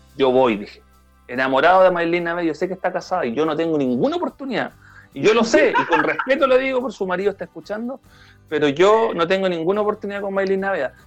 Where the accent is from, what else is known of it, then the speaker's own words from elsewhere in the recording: Chile; yo, como chileno